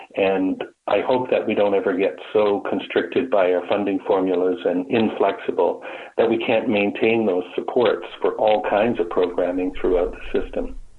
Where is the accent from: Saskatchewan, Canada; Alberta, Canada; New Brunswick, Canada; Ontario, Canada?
Ontario, Canada; Brampton; moved away as an adult; now in Peterborough, Canada; before coming to the Peterborough area, I grew up in Brampton